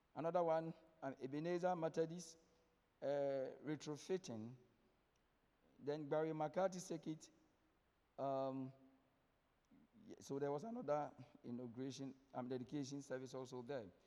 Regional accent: Ghana; as a Ghanaian

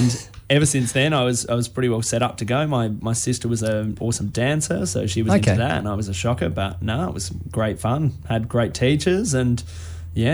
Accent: Adelaide, South Australia, Australia; I come from Adelaide. I was born here

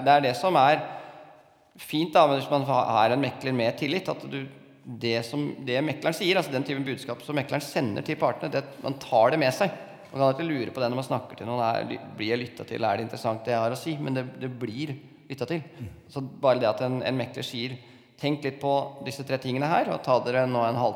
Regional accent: Innlandet, Norway; jeg kommer fra Toten og føler at jeg, at jeg, jeg er ikke så veldig streng på hvordan folk eh, kler seg.

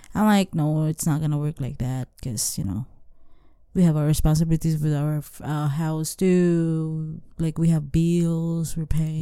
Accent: Philippines; moved away as an adult; for us as a Filipina, we grow up taking care of our family

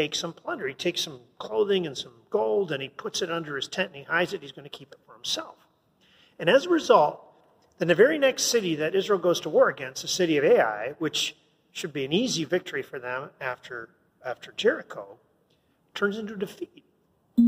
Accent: Canada; I'm a Canadian, man. I wasn't even part of America.

